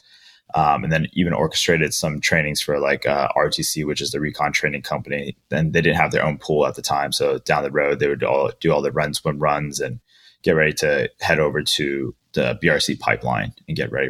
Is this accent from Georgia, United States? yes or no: no; Long Beach, California, United States; I was born and raised in Long Beach, California